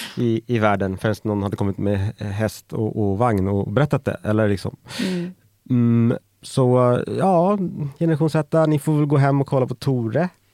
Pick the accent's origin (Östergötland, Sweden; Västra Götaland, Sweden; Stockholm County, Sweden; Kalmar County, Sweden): Stockholm County, Sweden; Färingsö; jag växte upp på Färingsö